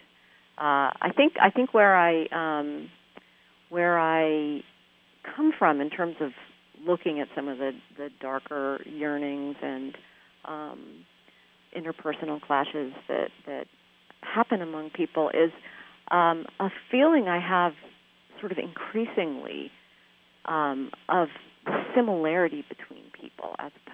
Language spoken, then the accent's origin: English; Bay Area, California, United States; moved away as an adult; also born or lived in Midwest; I grew up in the Bay Area, spent first 18 of my years here